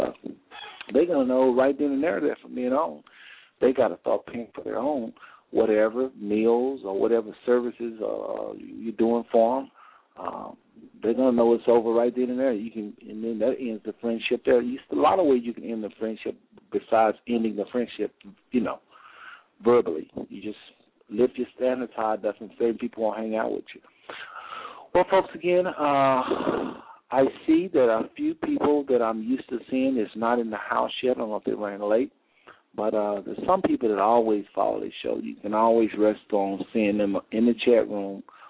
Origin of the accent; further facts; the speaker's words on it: United States; as a young man growing up in America